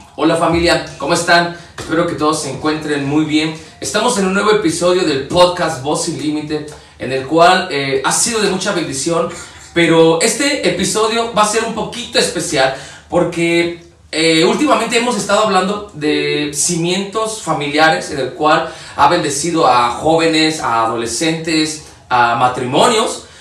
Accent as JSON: {"language": "Spanish", "country": "Mexico", "said": "nosotros como mexicanos"}